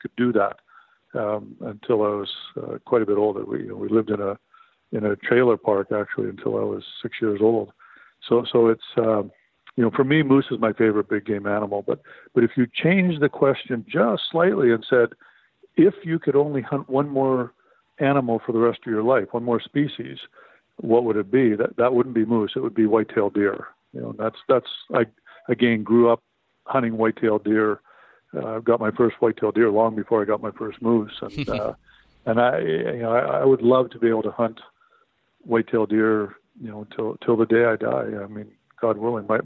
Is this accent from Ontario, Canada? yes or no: no; Saskatchewan, Canada; I grew up in Saskatchewan, Canada